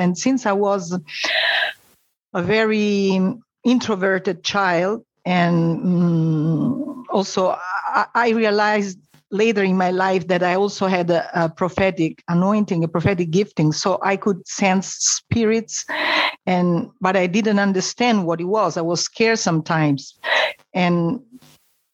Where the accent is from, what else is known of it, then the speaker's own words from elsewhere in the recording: Rome, Lazio, Italy; I was born in Rome and I was raised in a Catholic family